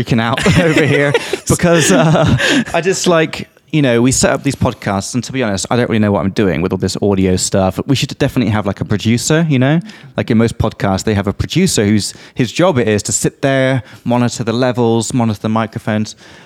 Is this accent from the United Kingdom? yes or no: yes; England, United Kingdom; now in Czech Republic; from England